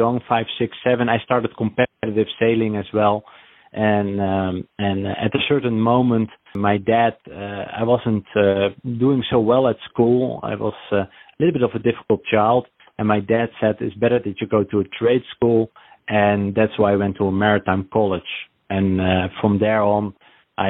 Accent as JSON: {"language": "English", "country": "Netherlands", "tie": "born or raised there", "also_born_or_lived": "Wellington, New Zealand", "moved": "as an adult", "lives_now": "New Jersey, United States", "said": "I am from Holland, the Netherlands. I'm raised, but I was born a Kiwi in New Zealand, Wellington."}